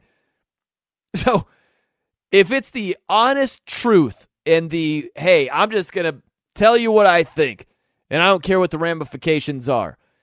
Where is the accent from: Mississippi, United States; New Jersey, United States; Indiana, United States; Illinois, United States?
Indiana, United States; South Bend; I was born and raised in South Bend, Indiana